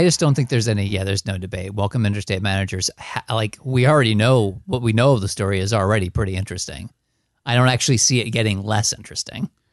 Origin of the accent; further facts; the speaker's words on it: one town over from Hackensack, New Jersey, United States; I grew up, like, one town over from hack and sack